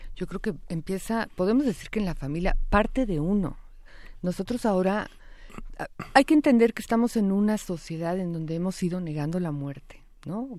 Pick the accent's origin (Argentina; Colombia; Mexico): Mexico